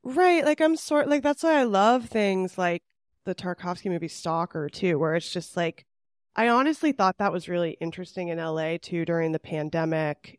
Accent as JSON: {"language": "English", "region": "California", "country": "United States", "said": "I'm from California"}